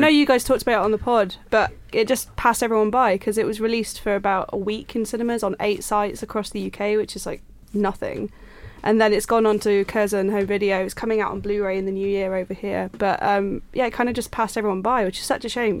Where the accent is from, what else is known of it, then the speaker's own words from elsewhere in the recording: Yorkshire and the Humber, United Kingdom; I'm from Yorkshire